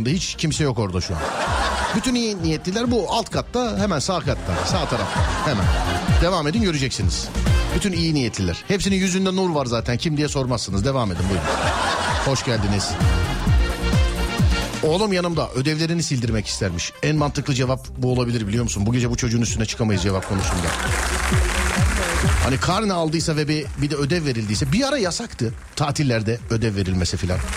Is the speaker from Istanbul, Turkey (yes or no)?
no; Manisa, Turkey